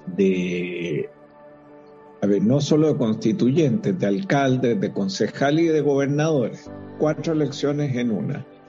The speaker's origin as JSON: {"language": "Spanish", "country": "Chile"}